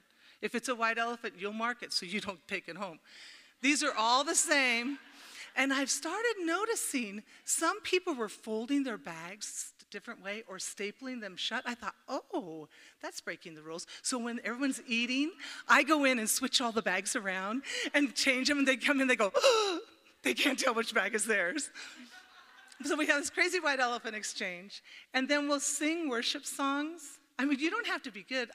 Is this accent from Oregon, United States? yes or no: yes; Oregon, United States; I said, Oregon.